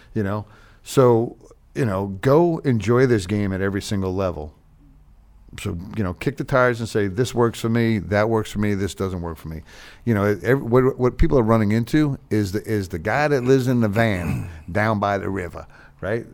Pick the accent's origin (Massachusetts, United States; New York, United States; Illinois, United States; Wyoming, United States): New York, United States; Long Island; now in Charlotte, United States; I grew up on Long Island